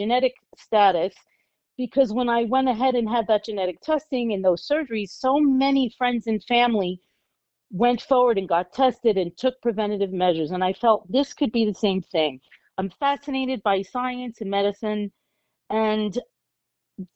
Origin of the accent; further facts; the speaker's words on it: New York, United States; now in South Florida, United States; I'm a New Yorker. I was born and raised in New York.